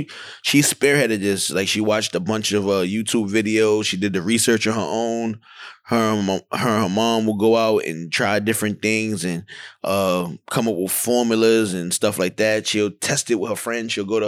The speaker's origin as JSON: {"language": "English", "town": "New York City", "region": "New York", "country": "United States", "said": "I'm from Van Dyke Projects in Brownsville, Brooklyn."}